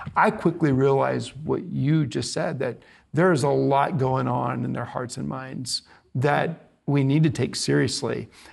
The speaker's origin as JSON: {"language": "English", "town": "Bethany", "region": "Oklahoma", "country": "United States", "tie": "born or raised there", "moved": "yes", "said": "I grew up in Bethany, across the lake"}